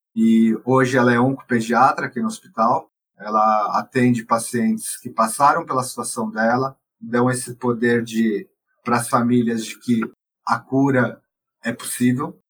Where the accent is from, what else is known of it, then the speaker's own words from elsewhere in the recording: São Paulo, Brazil; moved away; Eu não sou de Barretos, eu sou de São Paulo